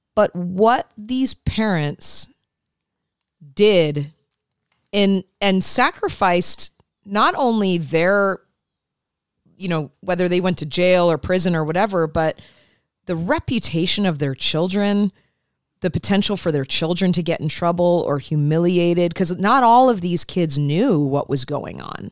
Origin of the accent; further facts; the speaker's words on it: Midwest, United States; moved away; I grew up in the Midwest